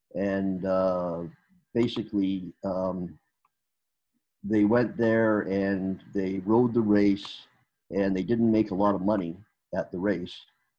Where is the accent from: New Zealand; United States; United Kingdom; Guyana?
United Kingdom; England; And I guess being English, it kind of translated to New England, and we did it in Eastern Canada a little more than they did out west.